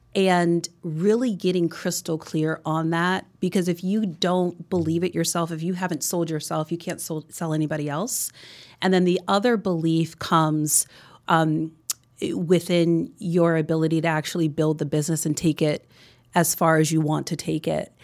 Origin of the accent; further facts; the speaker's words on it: New Jersey, United States; also born or lived in New York City; I grew up in New Jersey